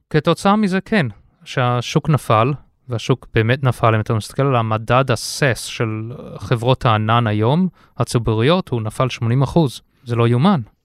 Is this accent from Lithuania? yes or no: no; South Africa; moved away as an adult; also born or lived in United States / London, United Kingdom; now in Israel; אני אה, יליד הארץ, עזבתי את הארץ בגיל 6, גדלתי בדרום אפריקה, לכן המבטא